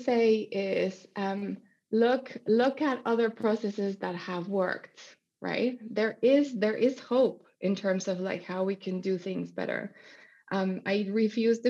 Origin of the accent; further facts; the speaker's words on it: Mexico; moved away; I grew up in Mexico